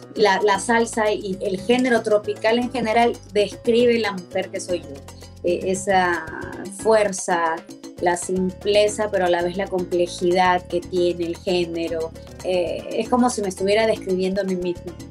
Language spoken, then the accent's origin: Spanish; Peru; Siempre nosotros hemos tenido nuestra música peruana, nuestro folclore peruano y nos hemos identificado mucho con eso. La, la cumbia ha sido eh, en mi país